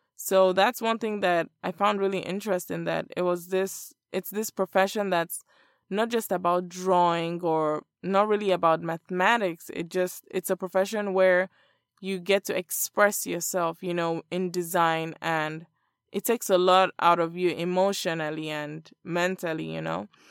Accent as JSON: {"language": "English", "region": "Lagos", "country": "Nigeria", "tie": "born or raised there", "moved": "as an adult", "lives_now": "Miami, United States", "said": "I was born and raised in Lagos, Nigeria."}